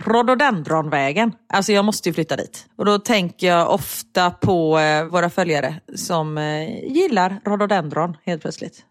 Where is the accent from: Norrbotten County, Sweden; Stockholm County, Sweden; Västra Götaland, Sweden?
Västra Götaland, Sweden; Gothenburg; accent: göteborgska; i radion så liksom pratar jag mer göteborgska